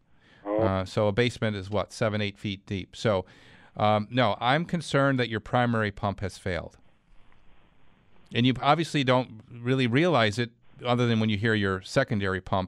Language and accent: English; Clarence, New York, United States; to Clarence we go. That's my hometown